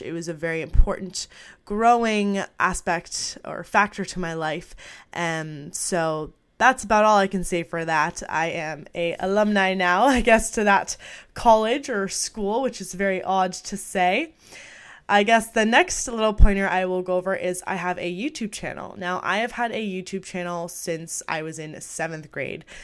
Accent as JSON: {"language": "English", "area": "outside Toronto", "region": "Ontario", "country": "Canada", "tie": "born or raised there", "said": "I was born and raised in Canada. I'm not gonna say the exact city, but I'm just a little bit outside of Toronto."}